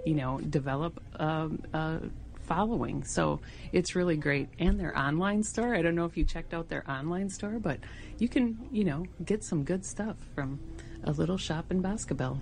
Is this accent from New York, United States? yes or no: no; Green Bay, Wisconsin, United States; now in La Farge, United States; I grew up in Green Bay, Wisconsin, but my parents originally had a farm